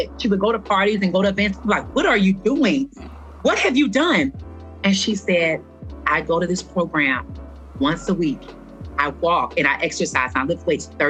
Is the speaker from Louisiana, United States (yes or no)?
yes; Louisiana, United States; moved away; I came from a small town in Louisiana